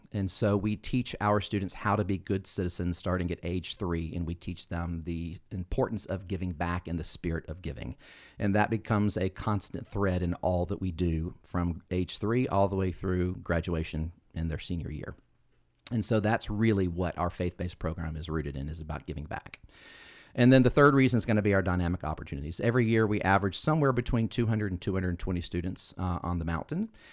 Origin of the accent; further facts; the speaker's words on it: Carrollton, Georgia, United States; I grew up here in Carrollton